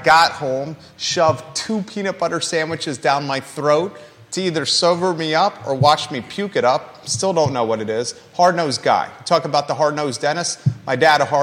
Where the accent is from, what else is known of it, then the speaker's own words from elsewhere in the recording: Williamsburg, Virginia, United States; now in Charlottesville, United States; I grew up in Williamsburg, Virginia, in a neighborhood called Kingsmill